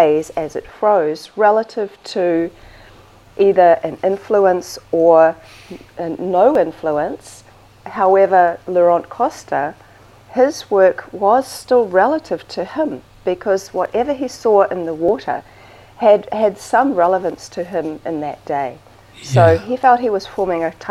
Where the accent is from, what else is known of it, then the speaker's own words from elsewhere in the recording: New Zealand; Yeah, I'm from New Zealand.